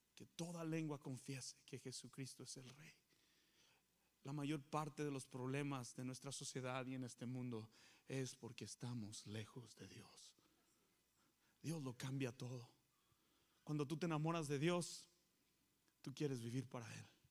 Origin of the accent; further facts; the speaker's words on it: Coahuila, Mexico; now in San Antonio, United States; yo soy de Coahuila